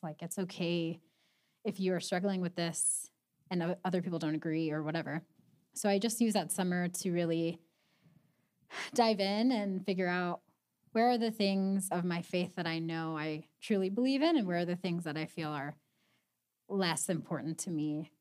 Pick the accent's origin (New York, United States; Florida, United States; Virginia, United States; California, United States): California, United States; Pasadena; moved away as an adult; now in Spokane, United States; I am from Southern California, from Pasadena